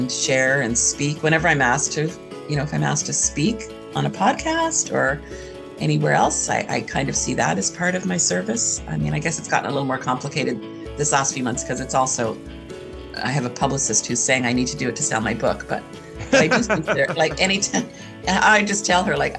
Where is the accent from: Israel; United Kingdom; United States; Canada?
Canada; my privilege as a white cis educated, yes. And I also say Canadian.